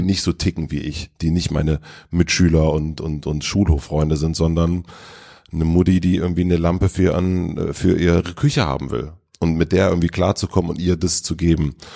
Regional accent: Gröden, Brandenburg, Germany; now in Berlin, Germany; das Dorf Gröden, wo ich aufgewachsen bin

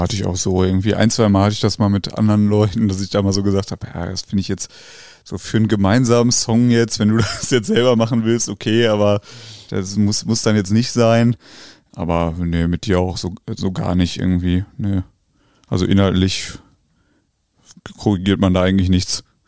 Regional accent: Wetter, North Rhine-Westphalia, Germany; ich komme ja ursprünglich aus Wetter

